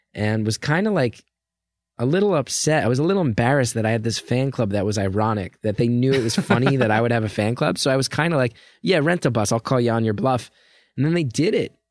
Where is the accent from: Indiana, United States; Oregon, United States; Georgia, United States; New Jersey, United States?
New Jersey, United States; I grew up in North Jersey